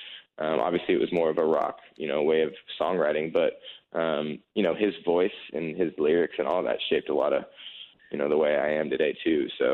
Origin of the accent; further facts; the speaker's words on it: California, United States; Like, where are you from? I'm from California. Like, oh, really? I didn't know that. There's country music out there